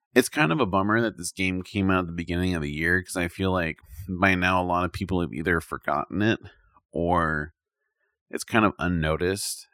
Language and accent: English; United States; I'm from America